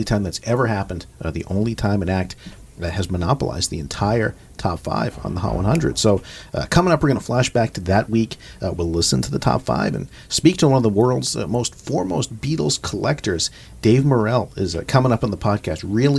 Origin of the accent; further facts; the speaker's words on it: Austin, Texas, United States; now in New York, United States; Austin, my hometown